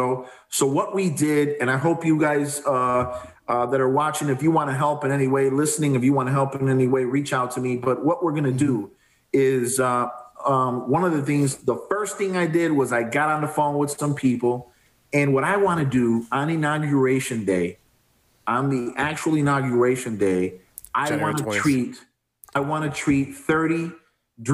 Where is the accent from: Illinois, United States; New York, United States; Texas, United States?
Illinois, United States; Chicago; I grew up on Belmont and Halston